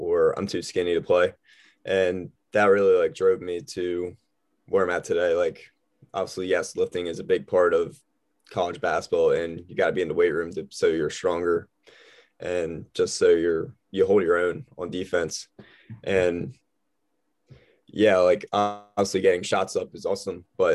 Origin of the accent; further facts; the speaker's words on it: Lancaster County, Pennsylvania, United States; I'm from Lancaster County